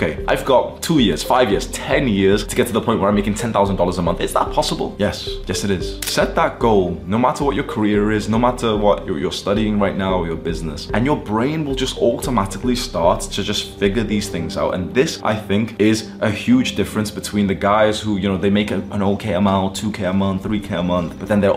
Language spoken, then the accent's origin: English; Warrington, North West England, United Kingdom; born or raised there; moved away as an adult; also born or lived in Thailand / Mexico / Greece / Amsterdam; now in Dubai, United Arab Emirates